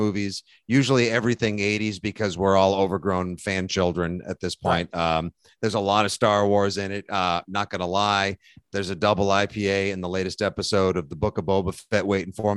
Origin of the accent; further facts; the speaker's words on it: South Shore, Boston, Massachusetts, United States; You know, that's how we do in Boston. I'm from South Shore